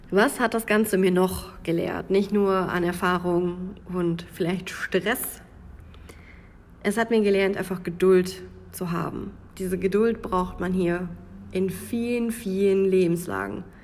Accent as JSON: {"language": "German", "region": "North Rhine-Westphalia", "country": "Germany", "said": "Man hört, dass ich nicht aus dem Grenzbereich komme. Ich komme aus dem Münsterland. Das hört man mir, an meinem Dialekt und an meiner Aussprache."}